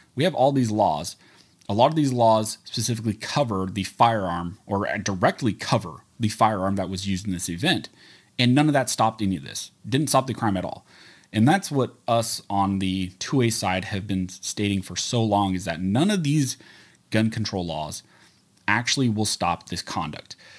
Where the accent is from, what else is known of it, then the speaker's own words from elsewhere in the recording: California, United States; I was born and raised in California